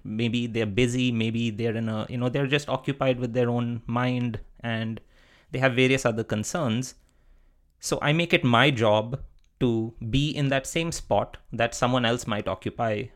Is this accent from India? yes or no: yes; India; moved away as an adult; also born or lived in Netherlands / Wisconsin, United States; I grew up in India, and being a brown male in India is a good thing